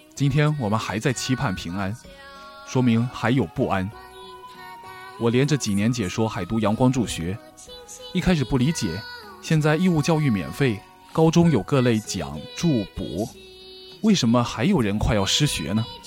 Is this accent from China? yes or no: yes; China; 不知道送苹果是不是也是我们中国人的再创造啊